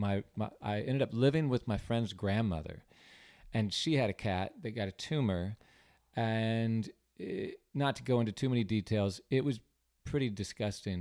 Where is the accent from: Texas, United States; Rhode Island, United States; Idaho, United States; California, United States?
California, United States; San Diego; also born or lived in Davis, California; now in Charleston, United States; I was born in San Diego